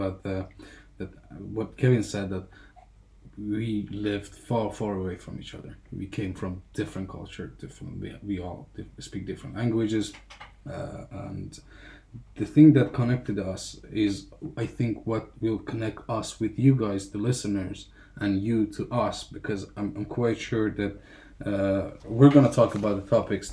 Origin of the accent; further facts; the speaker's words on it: Afghanistan; English is a second language; now in Finland; I'm from Afghanistan. I lived in Finland for 6 years.